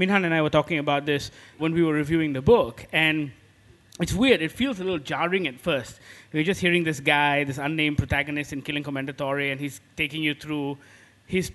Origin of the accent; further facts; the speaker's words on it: Malaysia; us as Malaysians